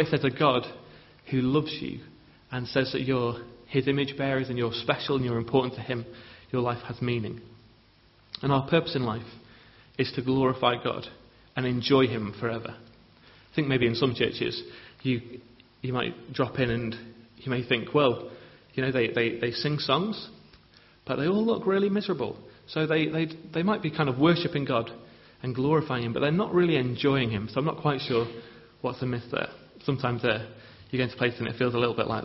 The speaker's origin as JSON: {"language": "English", "region": "England", "country": "United Kingdom", "said": "as English people"}